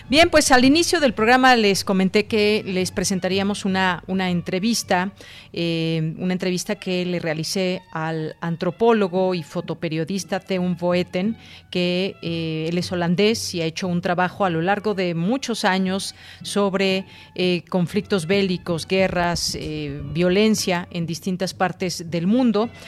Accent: Mexico; algo que nosotros evidentemente sabemos como mexicanos

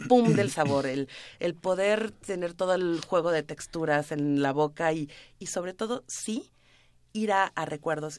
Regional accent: Mexico; como mexicanos somos

